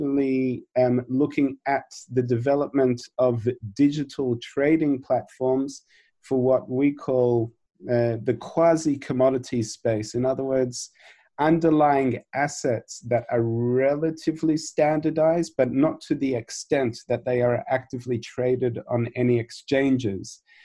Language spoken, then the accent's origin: English; Australia; which growing up in Australia, I never thought I would end up in the diamond industry.